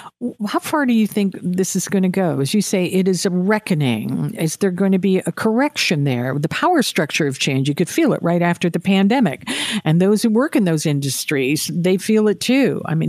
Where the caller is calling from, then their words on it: Atlantic Canada, Canada; I'm talking here from Atlantic Canada, some of the places I want to go to, they say, we can't open at night.